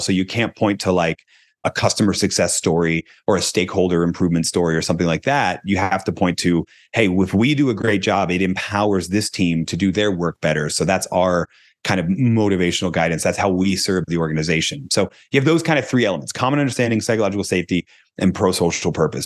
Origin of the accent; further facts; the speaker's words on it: Philadelphia, Pennsylvania, United States; I'm from Philadelphia